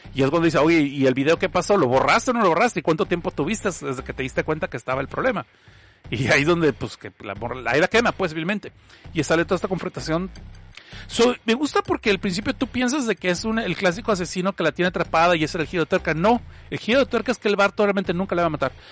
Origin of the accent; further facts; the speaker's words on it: Mexico; yo soy mexicano